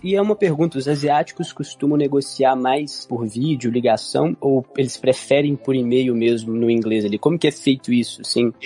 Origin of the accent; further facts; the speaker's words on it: Brazil; nós não nativos de língua inglesa, né, como nós brasileiros